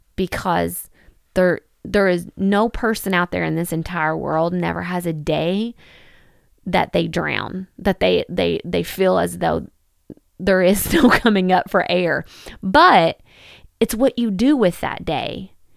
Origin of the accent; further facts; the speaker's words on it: Kentucky, United States; in Kentucky, in my hometown